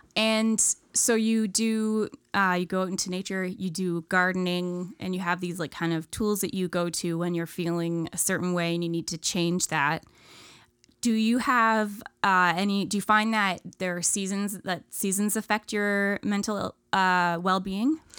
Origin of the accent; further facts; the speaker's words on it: Ontario, Canada; moved away; I grew up in Ontario, small town, no, middle of nowhere.